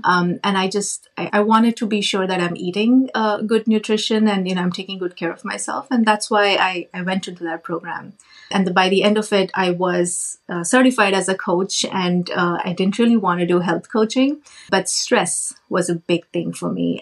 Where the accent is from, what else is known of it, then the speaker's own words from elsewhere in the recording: India; moved away as an adult; now in Canada; I grew up in India I did a, um, my master's in computer science